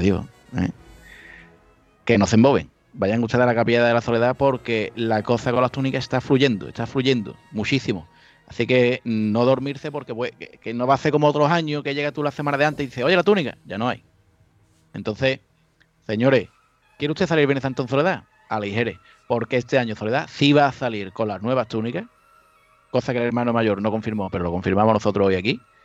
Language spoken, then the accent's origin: Spanish; Chiclana de la Frontera, Andalusia, Spain; moved away; yo soy de Cádiz. Ah, de Cádiz, Cádiz, no, de Chiclana.